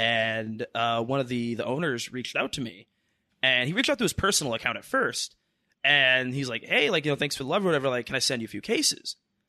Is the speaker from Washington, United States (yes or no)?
yes; Tacoma, Washington, United States; born or raised there; also born or lived in Lakewood / Gig Harbor